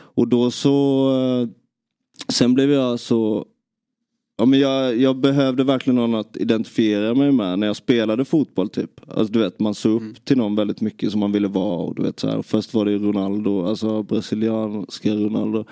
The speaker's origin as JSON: {"language": "Swedish", "town": "Nybro", "region": "Kalmar County", "country": "Sweden", "tie": "born or raised there", "said": "Jag, jag växte upp i, i Nybro"}